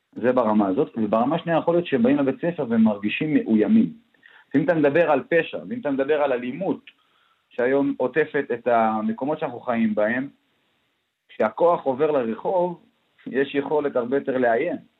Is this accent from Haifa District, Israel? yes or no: yes; Daliyat al-Karmel, Haifa District, Israel; אני מדלת אל כרמל